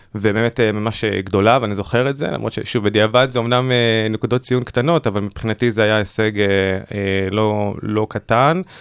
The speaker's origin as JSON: {"language": "Hebrew", "town": "Ashdod", "region": "Southern District", "country": "Israel", "tie": "born or raised there", "said": "ובתור מי שגדל בפריפריה, אני במקור מאשדוד"}